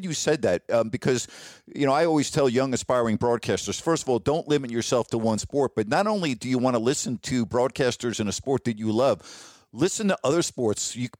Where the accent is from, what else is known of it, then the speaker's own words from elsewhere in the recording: Long Island, New York, United States; moved away; also born or lived in Bowling Green; I used to listen to Marv Albert growing up on Long Island